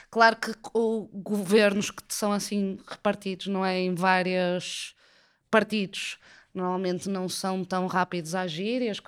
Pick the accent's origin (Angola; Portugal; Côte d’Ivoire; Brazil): Portugal